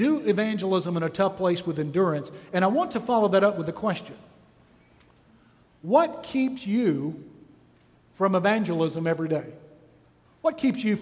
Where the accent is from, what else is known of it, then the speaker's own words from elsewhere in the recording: Texas, United States; I'm from Texas